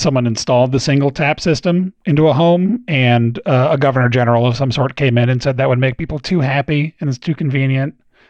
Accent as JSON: {"language": "English", "region": "New England", "country": "United States", "tie": "born or raised there", "said": "I grew up in New England"}